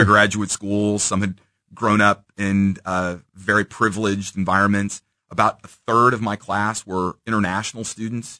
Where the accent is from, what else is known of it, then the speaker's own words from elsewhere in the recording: Independence, Missouri, United States; I grew up in Kansas City in Independence